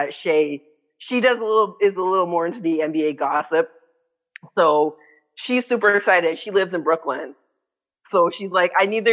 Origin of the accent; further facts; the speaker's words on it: Canada; I'm Canadian